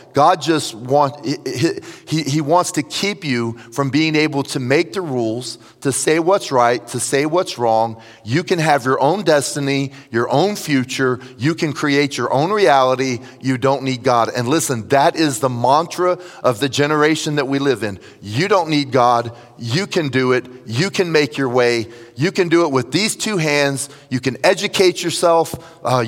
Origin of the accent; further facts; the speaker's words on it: Tampa, Florida, United States; also born or lived in Jacksonville, Florida; I was raised in Tampa